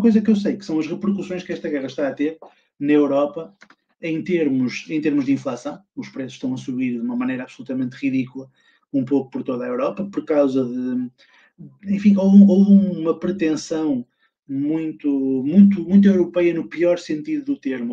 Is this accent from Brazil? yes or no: no; Portugal; eu sou português